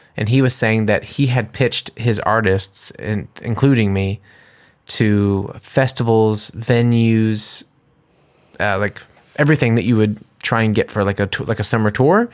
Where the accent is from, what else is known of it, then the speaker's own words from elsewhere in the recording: United States; now in Germany; I'm an American and I'm singing in English